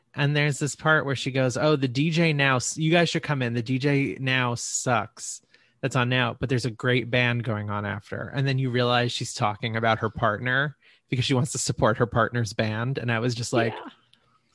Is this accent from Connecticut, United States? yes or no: no; New York, United States; growing up in New York